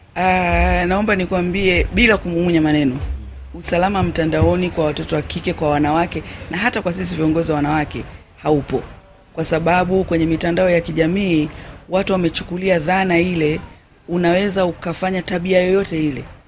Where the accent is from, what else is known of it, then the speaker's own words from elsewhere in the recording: Kagera, Tanzania; mimi natoka mkoa wa Kagera ambapo tunapakana na Burundi, Rwanda na Uganda